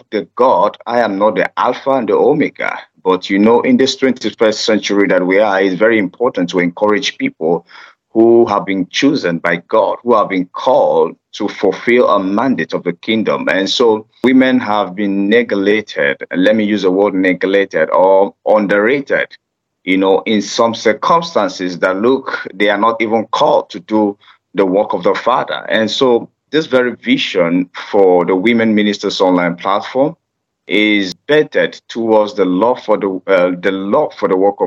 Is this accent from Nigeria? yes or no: yes; Nigeria; I am from Nigeria and a citizen of Nigeria